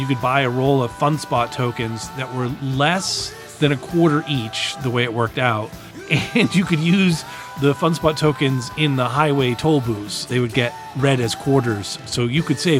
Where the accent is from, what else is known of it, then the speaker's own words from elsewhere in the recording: New Hampshire, United States; I grew up in New Hampshire, so we had a local arcade around the town I was living in at the time